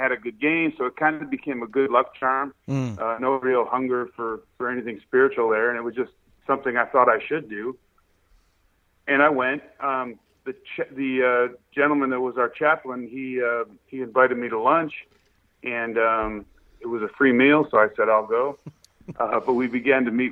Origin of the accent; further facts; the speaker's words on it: North Tonawanda, New York, United States; moved away; also born or lived in California; I grew up in North Tonawanda